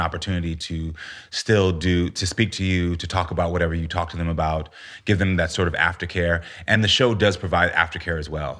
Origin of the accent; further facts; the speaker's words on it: United States; also born or lived in Texas / Florida; growing up in Texas and Florida had its moments